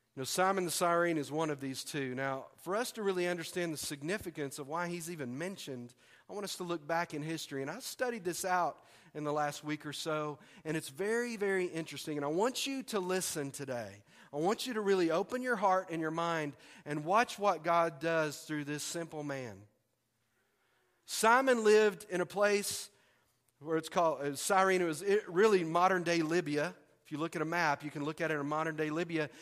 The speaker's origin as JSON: {"language": "English", "town": "Tyler", "region": "Texas", "country": "United States", "tie": "born or raised there", "moved": "as an adult", "lives_now": "Arkansas, United States", "said": "Tyler, Texas, which is my hometown"}